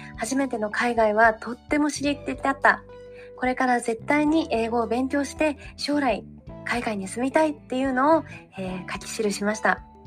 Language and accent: Japanese; Japan; born or raised there; moved away as an adult; now in New York, United States